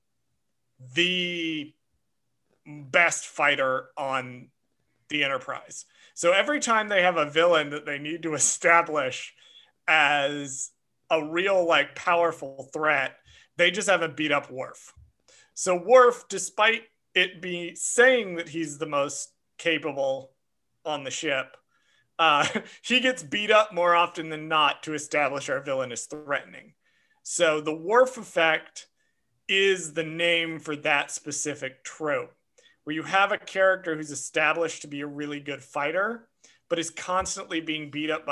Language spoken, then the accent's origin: English; Georgia, United States; when I was a little kid growing up in Georgia